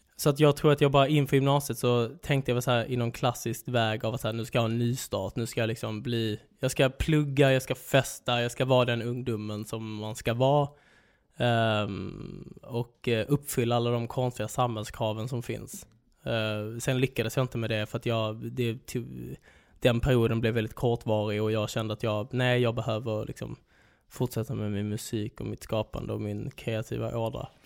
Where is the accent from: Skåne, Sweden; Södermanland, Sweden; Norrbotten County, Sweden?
Skåne, Sweden; Svedala; Där jag är uppväxt i Holmeja, Svedala, Skåneland